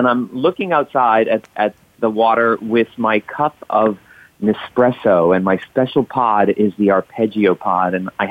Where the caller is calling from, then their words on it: Miami Beach, Florida, United States; I am calling from Miami Beach today